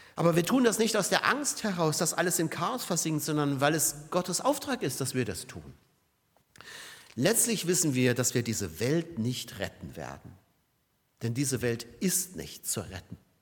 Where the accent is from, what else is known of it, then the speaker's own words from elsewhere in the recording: Saarbrücken, Saarland, Germany; Oder Saarbrücken hier meine Heimat